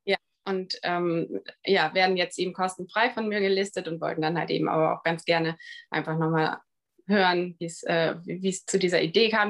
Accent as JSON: {"language": "German", "region": "Bremen", "country": "Germany", "moved": "yes", "said": "ich komme ursprünglich aus Bremen."}